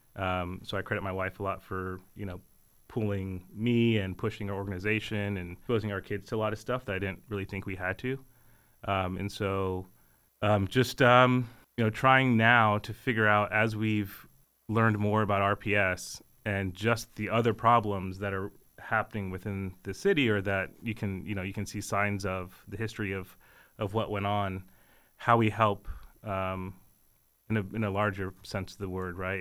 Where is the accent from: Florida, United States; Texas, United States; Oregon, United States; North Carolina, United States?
Texas, United States; moved away as an adult; now in Richmond, United States; born and raised in Texas